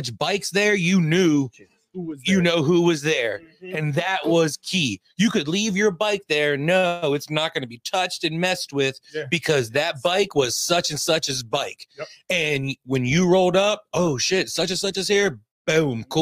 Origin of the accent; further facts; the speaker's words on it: Montgomery County, Maryland, United States; now in Montgomery County, Pennsylvania, United States; I live in Montgomery County, Pennsylvania now. Monco. And I grew up in Montgomery County.